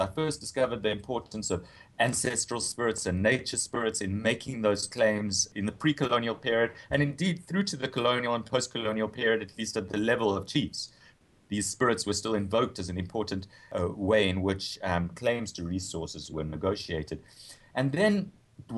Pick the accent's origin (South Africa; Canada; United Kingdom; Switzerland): South Africa; moved away as an adult; also born or lived in Cape Town / United States; as a South African